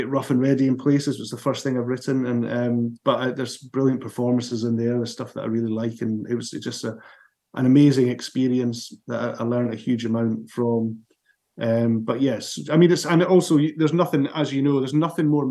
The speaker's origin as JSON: {"language": "English", "town": "Dundee", "region": "Scotland", "country": "United Kingdom", "tie": "born or raised there", "said": "my hometown of Dundee. I stayed at my parents'"}